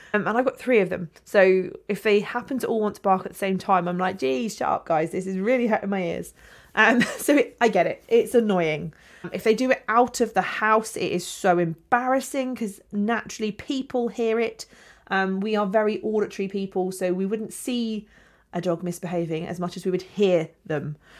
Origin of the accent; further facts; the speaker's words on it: England, United Kingdom; we're English.